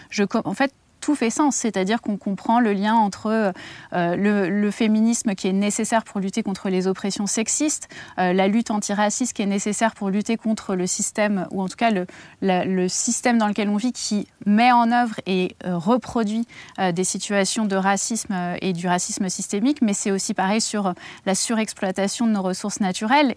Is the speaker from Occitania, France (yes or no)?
no; near Melun, Île-de-France, France; à Melun, euh, pas loin de, de là d'où je viens